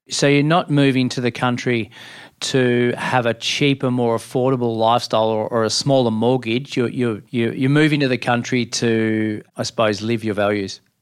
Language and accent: English; country Victoria, Australia; now in Central Coast, Australia; I grew up in the country, three three and a half hours from, from Melbourne in country Victoria, in a very small town